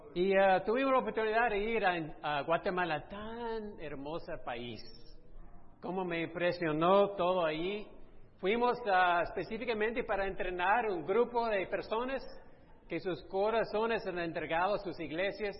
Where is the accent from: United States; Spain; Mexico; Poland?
United States; Texas; moved away; yo fui criado en Texas